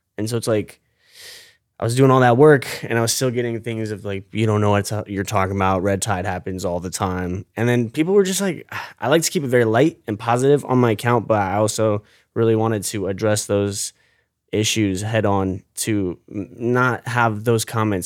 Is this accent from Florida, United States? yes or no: yes; St. Petersburg, Florida, United States; I was born and raised here in Saint Pete